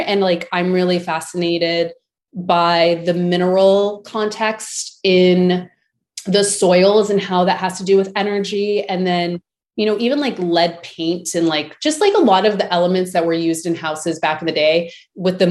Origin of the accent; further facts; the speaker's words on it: Las Vegas, Nevada, United States; I grew up in Vegas